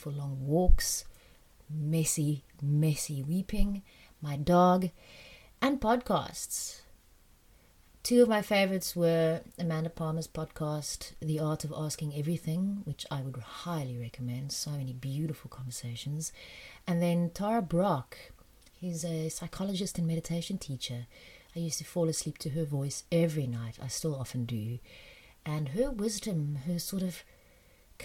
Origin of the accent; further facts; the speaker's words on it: South Africa; also born or lived in France; When I was 9 and a half, we moved back from France to South Africa